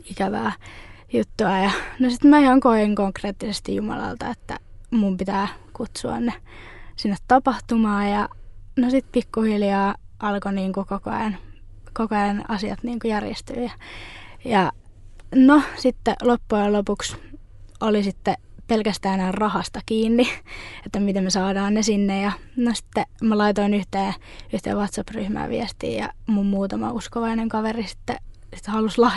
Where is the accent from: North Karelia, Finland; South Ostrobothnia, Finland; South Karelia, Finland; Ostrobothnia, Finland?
South Karelia, Finland; Lappeenranta; now in Järvenpää, Finland; Mä oon Lappeenrannasta kotoisin.